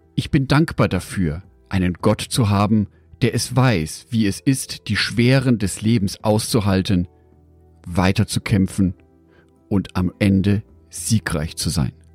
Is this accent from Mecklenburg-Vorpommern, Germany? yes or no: no; Düsseldorf, North Rhine-Westphalia, Germany; Aus meiner Geburtsstadt Düsseldorf